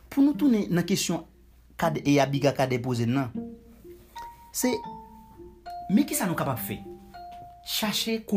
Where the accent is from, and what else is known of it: Haiti; moved away